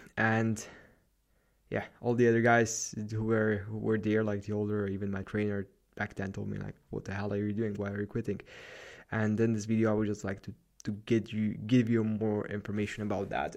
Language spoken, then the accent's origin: English; Slovakia; represent Slovakia, my home country